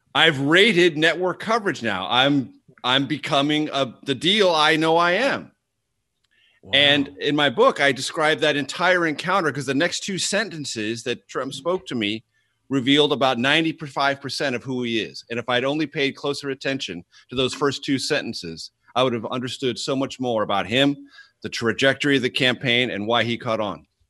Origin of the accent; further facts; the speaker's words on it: San Diego, California, United States; My hometown is San Diego, which I love. Uh, I'm a Californian, not a Washingtonian, and I'm a San Diegan within California.